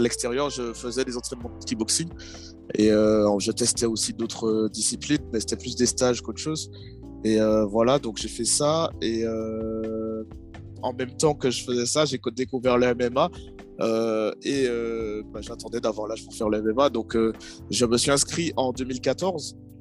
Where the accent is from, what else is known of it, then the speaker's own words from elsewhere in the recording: Martinique; moved away as an adult; j'étais en Martinique encore et donc jusqu'à mes 18 ans j'étais là-bas